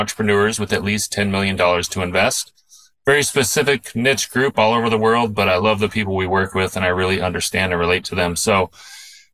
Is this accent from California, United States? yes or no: yes; Southern California, United States; I'm a very Southern Californian guy, born and raised in Southern California